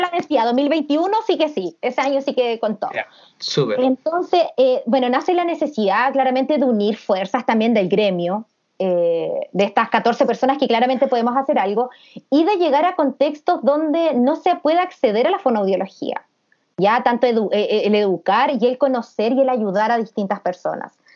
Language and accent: Spanish; Temuco, Araucanía, Chile; somos todas de Temuco